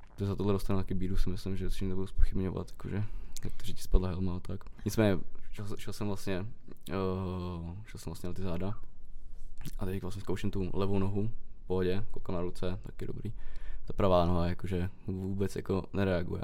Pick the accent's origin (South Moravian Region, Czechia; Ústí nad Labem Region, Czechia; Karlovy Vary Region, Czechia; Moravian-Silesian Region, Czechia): Karlovy Vary Region, Czechia; Karlovy Vary; u nás ve Varech